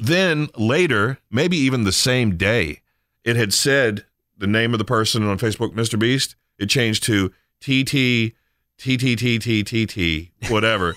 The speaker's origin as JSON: {"language": "English", "area": "Eastern Shore", "region": "Maryland", "country": "United States", "tie": "born or raised there", "moved": "yes", "said": "when I was growing up on the Eastern Shore"}